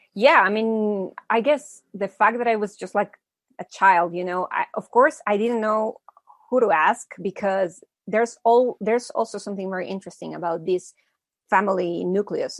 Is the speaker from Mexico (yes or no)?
yes; Mexico City, Mexico; also born or lived in United States; I was born in the States, but I've been living in Mexico since I was a little kid. My hmm. parents are Mexican.